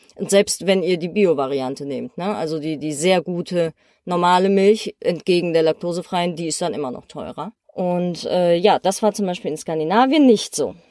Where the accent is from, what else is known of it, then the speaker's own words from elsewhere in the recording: Germany; bei uns in Deutschland